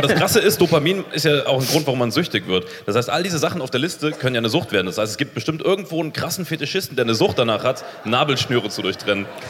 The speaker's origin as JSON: {"language": "German", "country": "Germany", "said": "ich bin Deutscher"}